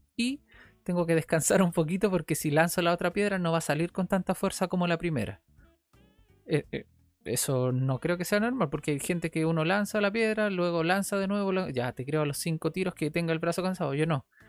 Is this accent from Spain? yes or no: no; Viña del Mar, Valparaíso, Chile; Después me fui a Santa Julia, una casa de Santa Julia, acá en Viña del Mar